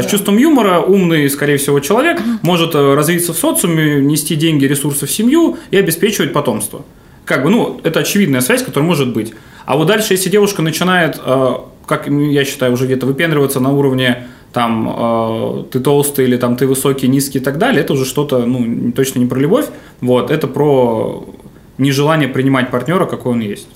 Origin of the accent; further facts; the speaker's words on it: Novosibirsk, Novosibirsk Oblast, Russia; я из Новосибирска, э, закончил школу в Академгородке